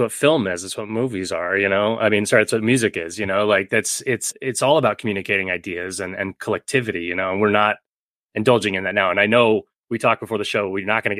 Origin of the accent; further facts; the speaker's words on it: Northern California, United States; moved away as an adult; also born or lived in Oklahoma; I was born in Oklahoma, but I grew up in Northern California from the age 4 and lived there until my mid-20s, so I had a lot of Northern California influence from a lot of Bay Area comic book creators.